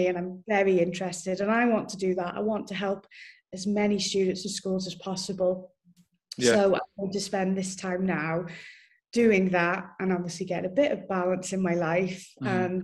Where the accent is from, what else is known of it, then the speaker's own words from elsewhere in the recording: Wrexham, Wales, United Kingdom; moved away as an adult; now in Abu Dhabi, United Arab Emirates; That's where I'm from originally, North Wales.